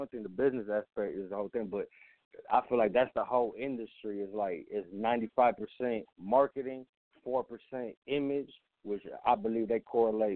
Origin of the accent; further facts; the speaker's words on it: Chicago, Illinois, United States; also born or lived in Germany; I grew up in Chicago